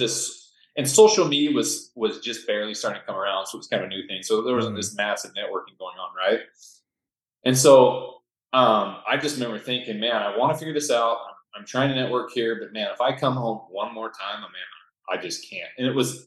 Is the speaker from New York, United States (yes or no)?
no; Northern Utah, United States; also born or lived in Stockholm, Sweden; I grew up here in Northern Utah